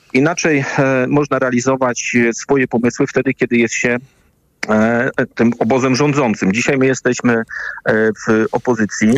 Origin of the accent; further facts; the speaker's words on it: West Pomeranian Voivodeship, Poland; Pochodzę z, e, z województwa, e, w którym oprócz turystyki, oprócz gospodarki morskiej